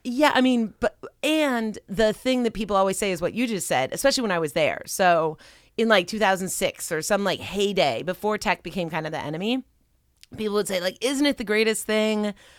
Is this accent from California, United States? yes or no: yes; Pasadena, California, United States; moved away as an adult; also born or lived in Silicon Valley; I grew up in Southern California. I grew up in Pasadena. But man, it's different being back as an adult.